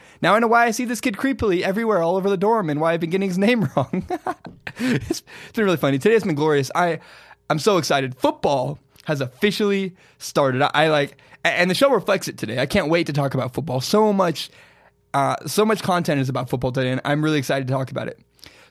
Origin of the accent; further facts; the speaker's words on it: Portland, United States; It was a rough area where I grew up in Portland.